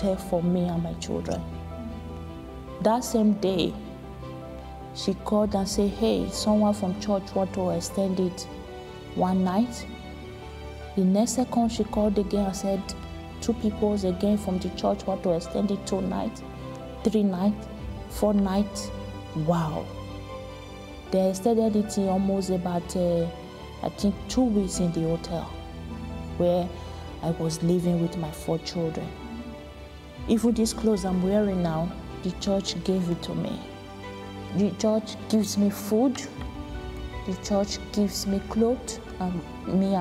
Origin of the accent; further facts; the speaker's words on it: Nigeria; moved away as an adult; I came from Nigeria